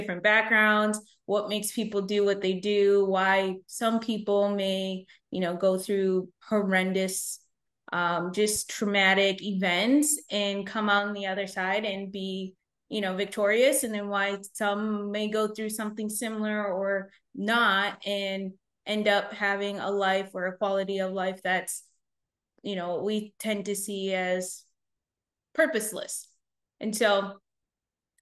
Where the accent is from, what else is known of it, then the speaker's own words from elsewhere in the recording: United States; My mom was 7.5 months pregnant with me when she came to the States. And then I was born here